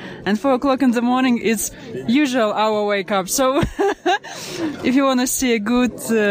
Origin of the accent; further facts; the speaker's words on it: Moscow, Russia; English is a second language; I'm …. We are from Moscow. We are traveling all over the world.